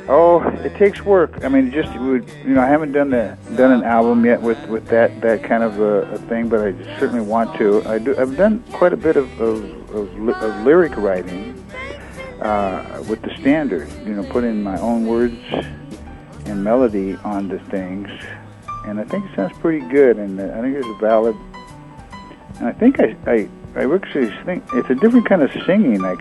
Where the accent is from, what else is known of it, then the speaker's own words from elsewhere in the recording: Santa Rosa, California, United States; I'm actually from Santa Rosa, California, about an hour north of here